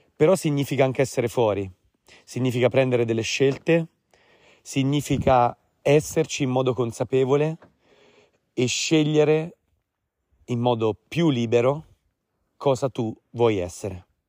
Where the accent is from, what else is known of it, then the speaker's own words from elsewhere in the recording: Tuscan Apennines, Tuscany, Italy; Io sono cresciuto, malgrado sono di origini romane, sono cresciuto nell'Appennino toscano, in mezzo alle montagne